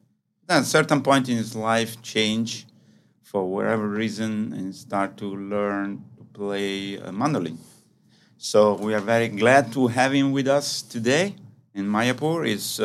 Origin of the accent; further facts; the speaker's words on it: Naples, Campania, Italy; moved away; also born or lived in Rome, Italy / India; is your host for today's podcast. I am also from Italy, and I was born in Napoli, but I live in Rome